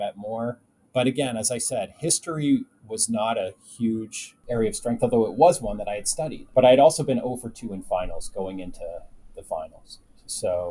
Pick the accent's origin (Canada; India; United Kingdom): Canada; I was a big game show nut growing up in Canada